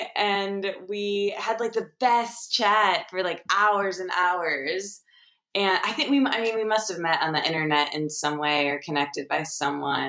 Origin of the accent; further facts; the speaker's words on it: Michigan, United States; I'm from Michigan